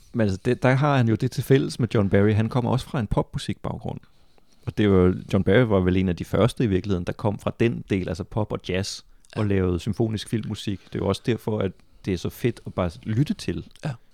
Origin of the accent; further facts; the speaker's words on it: Funen, Southern Denmark, Denmark; jeg er også selv fra Fyn og fra samme år som dig